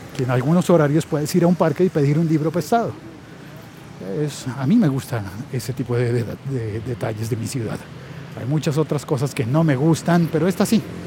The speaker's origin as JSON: {"language": "Spanish", "country": "Colombia", "said": "siendo colombiano y estando en Colombia"}